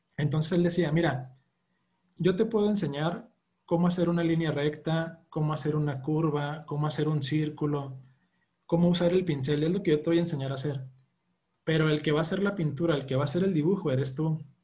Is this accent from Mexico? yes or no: yes; Chihuahua, Mexico; Yo, yo soy de aquí de Chihuahua, de hecho yo estoy en Chihuahua